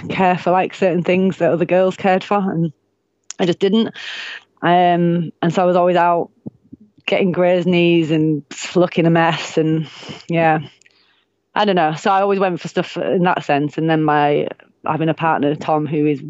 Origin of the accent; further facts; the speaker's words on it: Bradford, Yorkshire and the Humber, United Kingdom; now in Northumberland, United Kingdom; I'm from Bradford